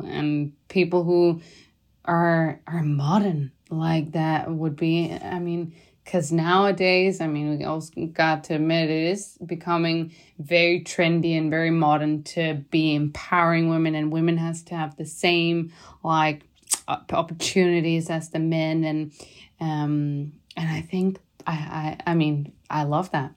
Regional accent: Denmark; now in Girona, Spain; I'm from Denmark

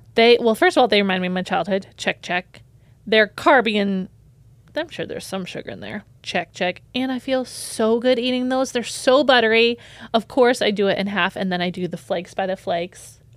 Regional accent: United States; I'm from America

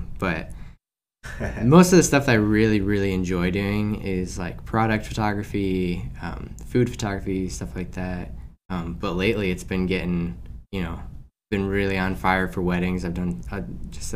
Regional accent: Aurora, Illinois, United States; now in Wheaton, United States; I'm from Aurora, currently living in Wheaton

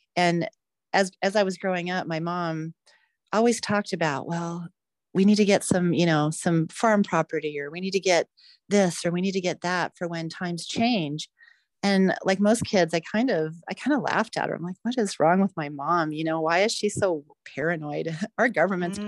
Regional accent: United States

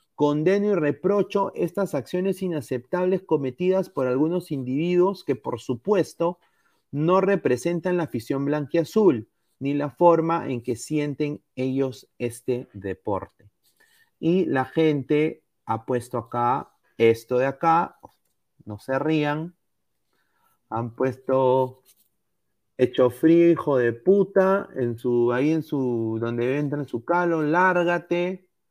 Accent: Peru; now in Los Angeles, United States; todos somos peruanos

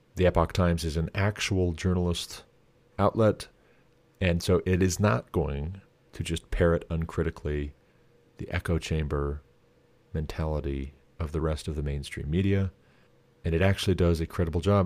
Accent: Montana, United States; my home state of Montana

